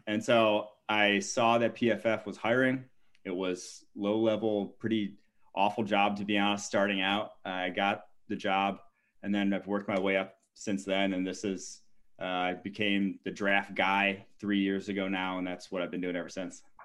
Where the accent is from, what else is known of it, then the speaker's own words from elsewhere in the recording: Milwaukee, Wisconsin, United States; moved away; I'm from Milwaukee originally